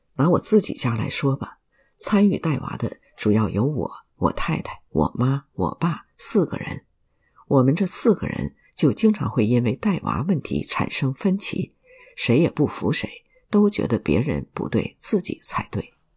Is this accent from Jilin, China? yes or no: no; Shanghai, China; 我们这一代上海人从小就住在罗斯科里